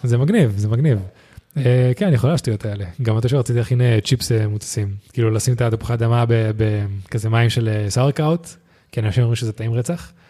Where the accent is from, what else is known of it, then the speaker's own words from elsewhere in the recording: Spain; also born or lived in United States; now in Israel; אני מספרד